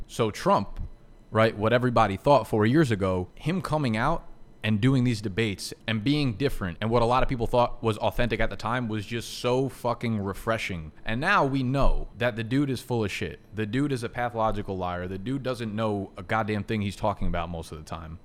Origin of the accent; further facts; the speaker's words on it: United States; I'm an American